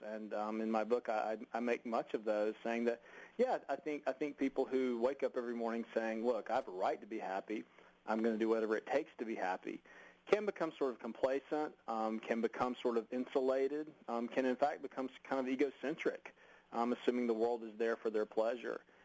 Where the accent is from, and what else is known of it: United States